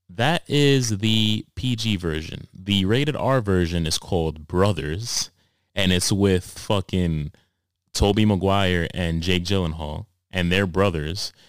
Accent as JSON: {"language": "English", "town": "New York City", "region": "New York", "country": "United States", "tie": "born or raised there", "said": "I grew up in Harlem"}